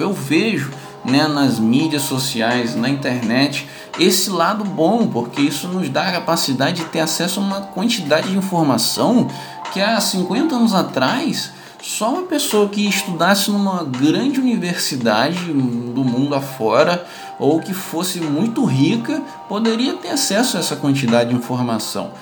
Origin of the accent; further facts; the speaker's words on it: Brazil; aqui no Brasil